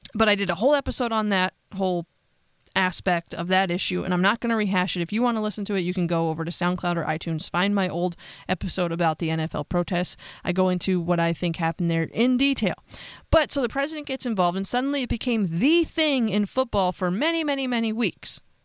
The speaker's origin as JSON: {"language": "English", "country": "United States", "said": "As an American"}